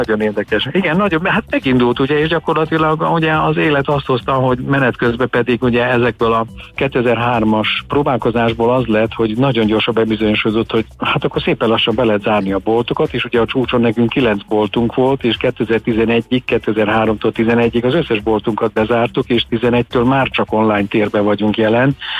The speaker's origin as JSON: {"language": "Hungarian", "region": "Vojvodina", "country": "Serbia", "tie": "born or raised there", "moved": "yes", "said": "a régi Jugoszlávia területén Vajdaságban, ugyanis mi onnan származunk"}